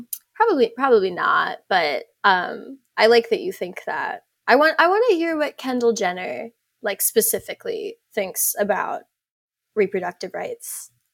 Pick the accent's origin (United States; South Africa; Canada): South Africa; I'm South African